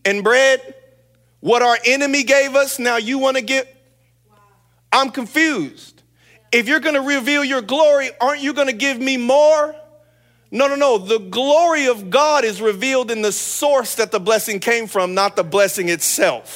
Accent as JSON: {"language": "English", "town": "San Bernardino", "region": "California", "country": "United States", "tie": "born or raised there", "said": "I grew up in San Bernardino"}